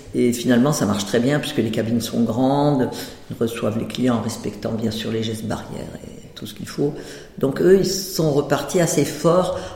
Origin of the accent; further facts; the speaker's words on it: Provence-Alpes-Côte d'Azur, France; moved away; j'étais de Provence